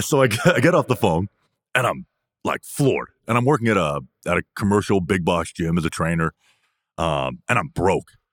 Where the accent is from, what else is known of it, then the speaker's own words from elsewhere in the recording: Canada; I'm from Canada